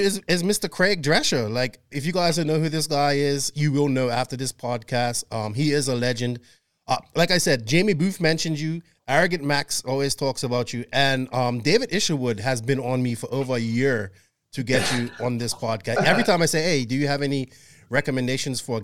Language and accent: English; Bermuda; I'm from Bermuda originally.